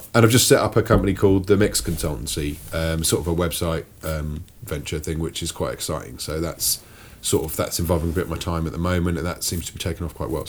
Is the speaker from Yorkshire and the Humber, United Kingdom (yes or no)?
yes; Sheffield, Yorkshire and the Humber, United Kingdom; born there; Okay. I was born in Sheffield.